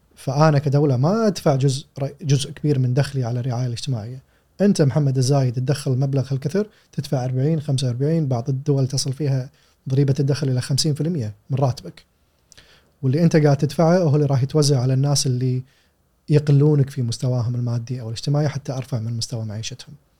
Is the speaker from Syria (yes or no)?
no; Kuwait; عندنا في الكويت